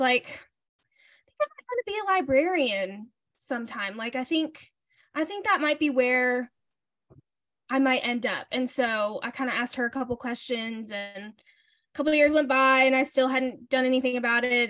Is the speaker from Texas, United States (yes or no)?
no; Alabama, United States; moved away as an adult; now in Nashville, United States; I grew up in Alabama.